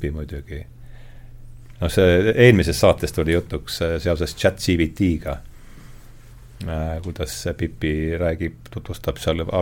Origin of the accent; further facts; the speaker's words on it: Rakvere, Lääne-Viru County, Estonia; now in Tallinn, Estonia; ma olen Rakverest